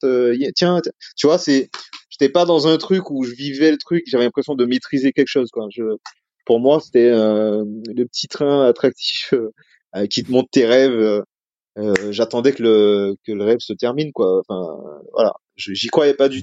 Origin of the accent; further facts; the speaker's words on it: Martinique; moved away as an adult; also born or lived in metropolitan France; now in France; je viens de Martinique, euh, donc j'avais une culture un petit peu différente quand je suis arrivé en France